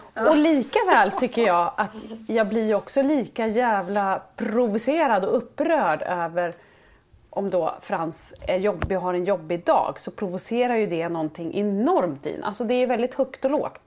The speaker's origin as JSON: {"language": "Swedish", "town": "Sundsvall", "region": "Västernorrland County", "country": "Sweden", "said": "jag är ju från Sundsvall"}